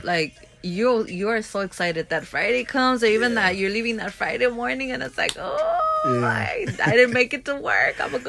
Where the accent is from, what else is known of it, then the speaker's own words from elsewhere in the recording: Ensenada, Baja California, Mexico; now in Los Angeles, United States; So my friends like going to my hometown